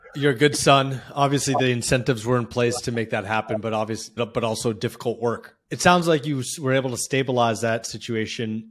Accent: Palo Alto, California, United States; I remember my dad was a teacher and professor in Palo Alto, and obviously I was growing up around Silicon Valley

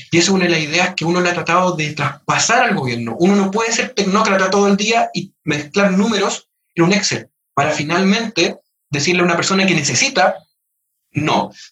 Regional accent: Chile; todos somos chilenos

